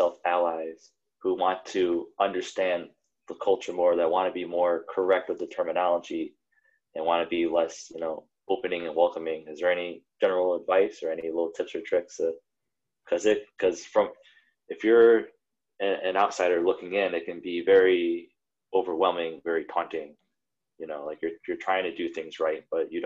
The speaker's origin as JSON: {"language": "English", "region": "Indiana", "country": "United States", "said": "I'm from Indiana"}